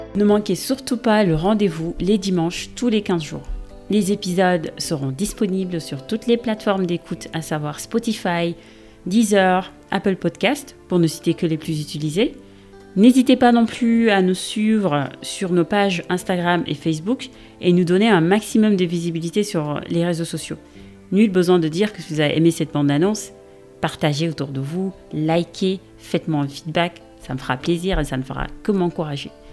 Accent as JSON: {"language": "French", "country": "Senegal", "moved": "as an adult", "lives_now": "France", "said": "Je suis sénégalaise d'origine et je vis en France, ou en Europe devrais-je dire, depuis bientôt 15 ans"}